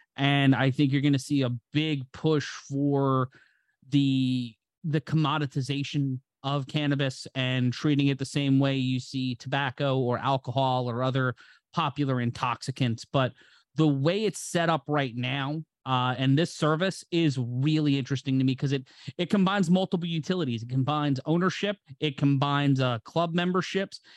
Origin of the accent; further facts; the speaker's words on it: New York City, New York, United States; my hometown of New York City, in my home borough of Brooklyn